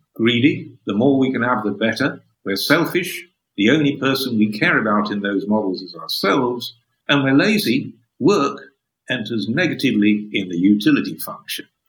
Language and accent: English; Sheffield, Yorkshire and the Humber, United Kingdom; now in Oxford, United Kingdom; I was born in Sheffield, northern industrial city